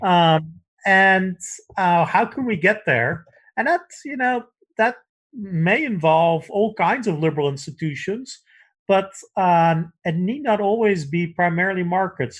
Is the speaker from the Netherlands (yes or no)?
yes; Netherlands; moved away; I grew up in the Netherlands